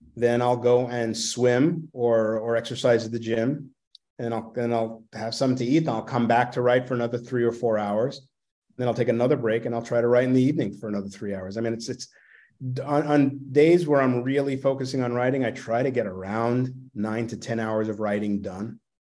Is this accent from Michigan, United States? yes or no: no; New York City, New York, United States; accent: Brooklynese; I grew up in Brooklyn